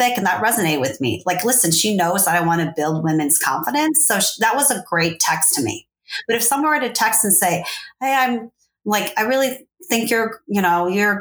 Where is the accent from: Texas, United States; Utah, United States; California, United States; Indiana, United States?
California, United States; Fresno; also born or lived in Saigon, Vietnam / Los Angeles; at that time I lived in LA, but I come from Fresno